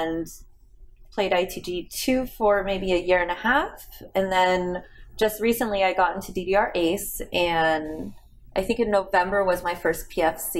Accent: Las Vegas, Nevada, United States; I'm from Las Vegas

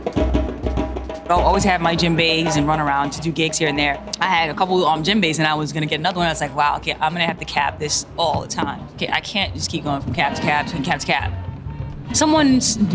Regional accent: Haiti; I'm from Haiti, born and raised. Where I grew up is Bizoton Secantois.

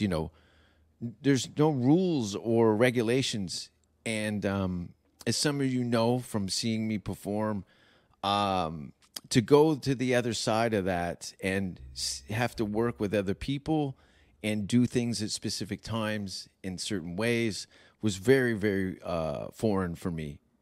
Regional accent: Hamilton, Ontario, Canada; moved away; I'm from Hamilton

